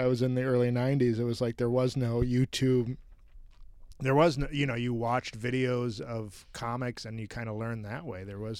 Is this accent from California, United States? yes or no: no; Wisconsin, United States; I grew up in Wisconsin